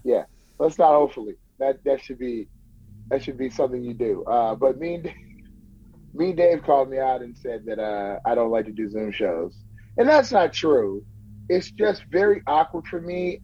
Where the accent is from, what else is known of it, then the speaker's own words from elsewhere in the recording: Bay Area, California, United States; now in Turlock, United States; I'm I'm born and raised in the Bay Area, and I just moved uh, to Turlock, California, in my grandmother's house